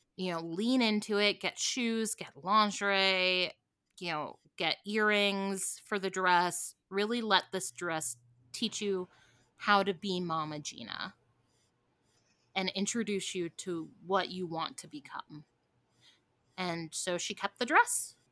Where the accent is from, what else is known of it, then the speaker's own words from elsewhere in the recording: Midwest, United States; I grew up in the Midwest